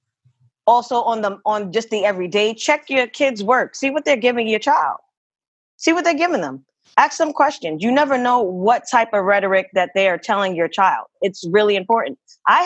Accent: New York City, New York, United States; I'm from East New York, Brooklyn

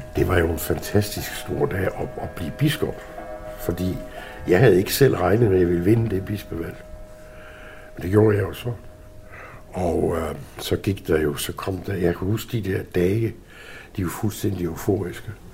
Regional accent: Southern Jutland, Southern Denmark, Denmark; moved away; voksede jeg op i Sønderjylland. I en lille bitte landsby, pokker i vold, uden for landslovret

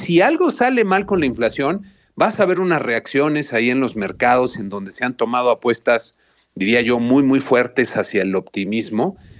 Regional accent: Mexico

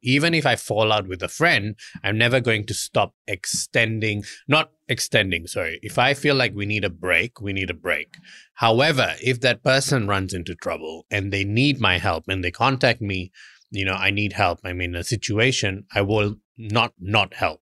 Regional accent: Malaysia; moved away; We always used to laugh growing up in Malaysia

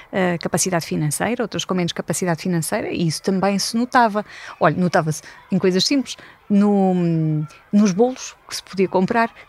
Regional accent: Coimbra, Coimbra District, Portugal; born there; porque eu nasci em Coimbra, eh, mas eh, por força das, das circunstâncias de trabalho dos meus pais, andei um bocadinho por vários sítios do nosso país até aos 12 anos.

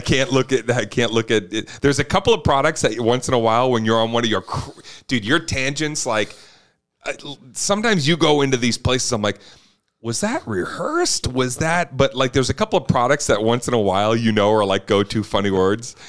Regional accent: Boston, Massachusetts, United States; growing up in Boston

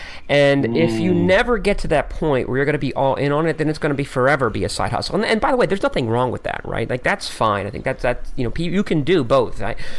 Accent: Philadelphia, Pennsylvania, United States

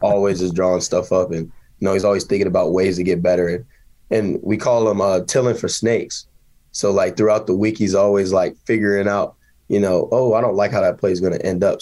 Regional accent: Kansas, United States; my hometown

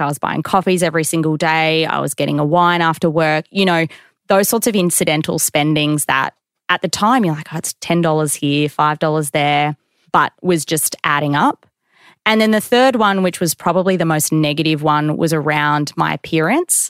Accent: Queensland, Australia; I grew up in Queensland

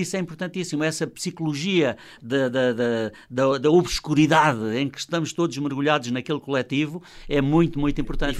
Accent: Luanda, Luanda Province, Angola; moved away as an adult; also born or lived in Val de Madeira, Beira Alta, Portugal; now in Portugal; nasci na Beira Alta, em Val de Madeira, só lá vivi cinco anos, é verdade, ah, okay. mas é a minha terra, que eu não renego, evidentemente, embora claro, a minha segunda grande, grande terra que fez a minha vida seja Luanda.

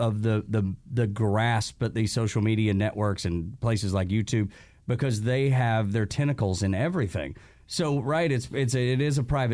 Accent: Dalton, Georgia, United States; I grew up in Dalton, Georgia

